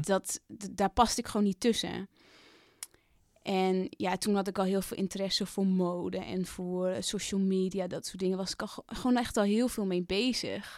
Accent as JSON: {"language": "Dutch", "region": "Drenthe", "country": "Netherlands", "also_born_or_lived": "Amsterdam", "moved": "yes", "said": "ik ben dat meisje uit Drenthe, maar ik ben ook nog steeds dat meisje dat naar de stad is gegaan"}